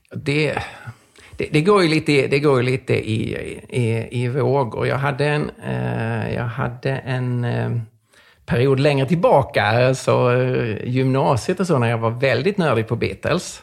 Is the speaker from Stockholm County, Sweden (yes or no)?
no; Lund, Skåne, Sweden; jag växte upp i Lund som är väldigt sekulärt.